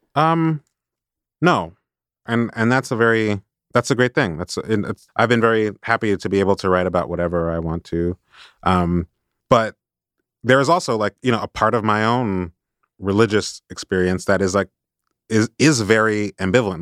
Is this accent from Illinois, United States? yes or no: yes; Chicago, Illinois, United States; I grew up in Chicago where there are a lot of, there were a lot of black Catholics